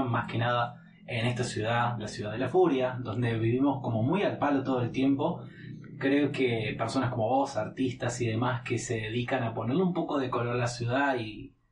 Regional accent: Buenos Aires, Argentina; accent: porteño; quizás soy un porteño que no es tan porteño, eh, más precisamente por el acento, pero también por cuestiones culturales y de costumbres.

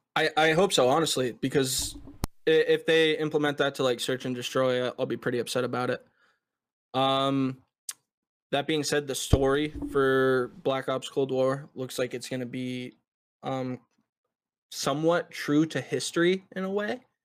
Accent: United States; I'm from the United States

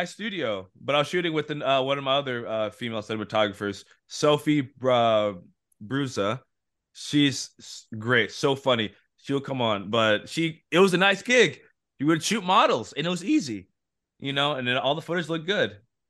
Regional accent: Arizona, United States; moved away; I'm from Arizona.

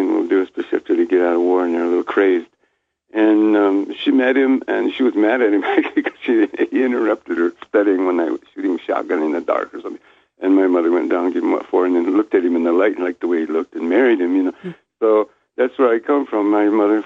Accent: New Mexico, United States; first language Keres; English is a second language; also born or lived in Guatemala; I was raised in New Mexico when I was a little kid

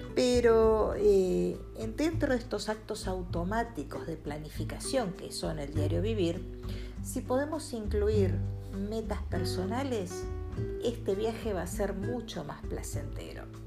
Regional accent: Argentina; Los argentinos estamos

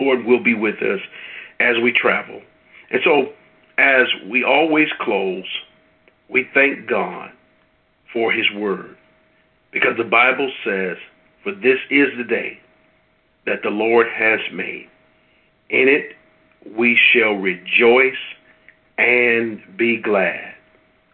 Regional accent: Midwest, United States; I'm from the Midwest

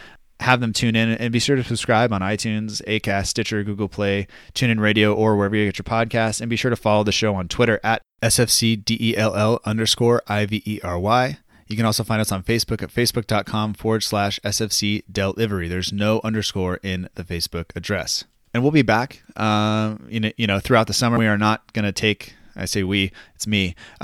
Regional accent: United States; You know, just because we're American doesn't mean we're afraid to drink beer super early.

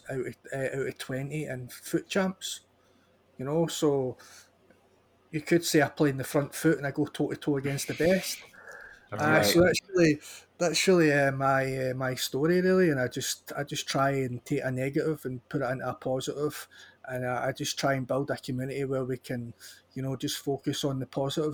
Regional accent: Scotland, United Kingdom; we're both Scottish

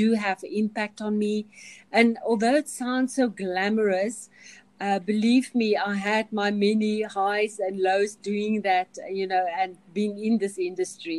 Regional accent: Kalahari, banks of the Orange River, Northern Cape, South Africa; I grew up in the Kalahari

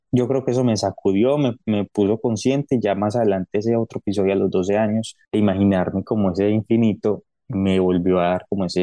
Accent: Medellín, Antioquia, Colombia; also born or lived in Cali / Pereira / Miami; yo soy nacido en Cali, yo viví en Cali, Pereira, en Medellín, tiempo en Miami

